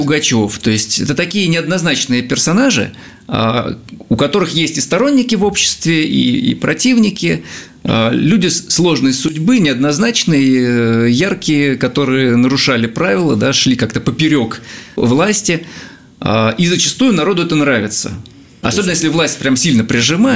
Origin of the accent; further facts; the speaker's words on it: Russia; я из России.